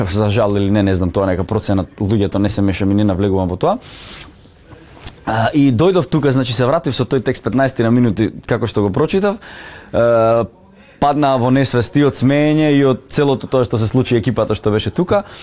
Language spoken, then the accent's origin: Macedonian; North Macedonia; moved away; Јас сум од Македонија